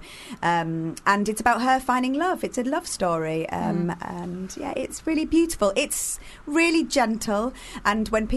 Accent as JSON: {"language": "English", "town": "Carlisle", "region": "North West England", "country": "United Kingdom", "moved": "yes", "said": "I'm from Carlisle originally"}